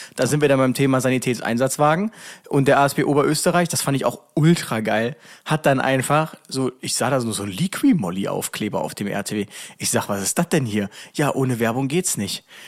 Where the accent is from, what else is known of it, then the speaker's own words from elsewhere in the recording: Germany; ich bin ja nicht dahingegangen so als Deutscher